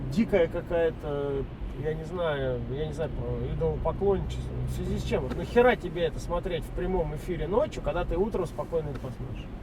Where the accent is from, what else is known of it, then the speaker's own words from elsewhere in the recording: Saint Petersburg, Russia; moved away; also born or lived in San Francisco, United States; Я в Питере жил, я питерский